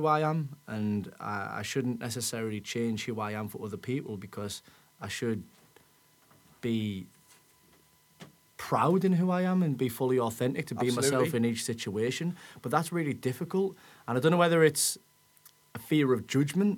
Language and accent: English; Middlesbrough, North East England, United Kingdom; we are born and bred in this area